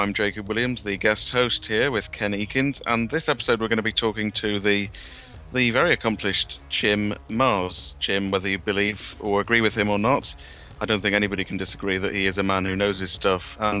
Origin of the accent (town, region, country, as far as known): Wales, United Kingdom